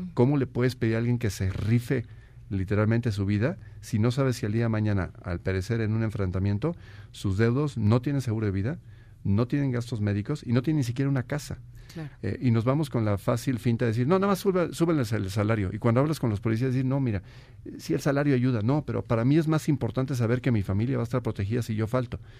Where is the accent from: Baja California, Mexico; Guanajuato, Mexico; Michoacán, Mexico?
Guanajuato, Mexico; soy oriundo de Guanajuato